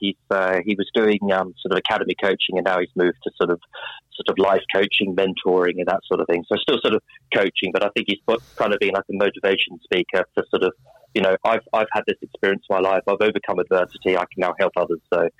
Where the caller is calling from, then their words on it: London, United Kingdom; London, southwest London.